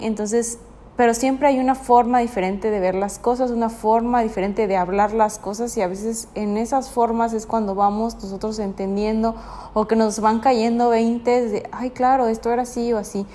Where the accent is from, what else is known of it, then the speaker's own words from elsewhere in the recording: Mexico; also born or lived in Tuxtla Gutiérrez, Chiapas; soy mexicana